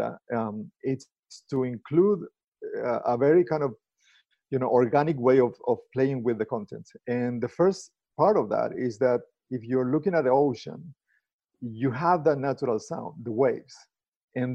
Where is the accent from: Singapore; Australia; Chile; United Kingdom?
Chile; moved away as an adult; also born or lived in Argentina; now in United States; I'm originally from Chile.